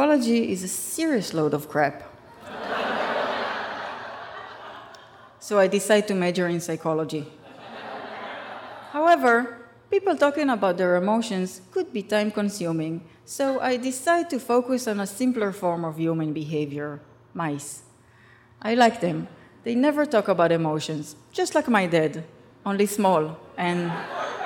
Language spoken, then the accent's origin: English; Rishon LeZion, Central District, Israel; English is a second language; my hometown, Rishon LeZion